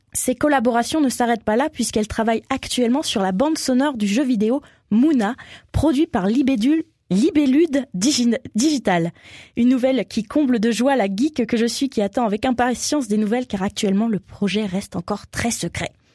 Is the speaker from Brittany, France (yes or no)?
yes; Brittany, France; je viens de Bretagne